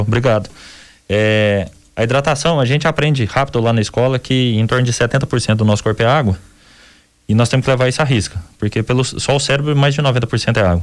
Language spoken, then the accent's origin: Portuguese; Minas Gerais, Brazil; Somos, somos mineiros